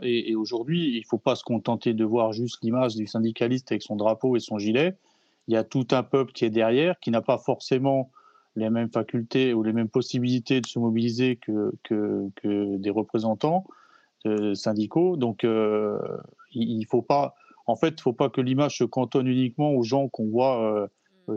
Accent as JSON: {"language": "French", "area": "Alsace", "region": "Grand Est", "country": "France", "said": "chez nous en Alsace"}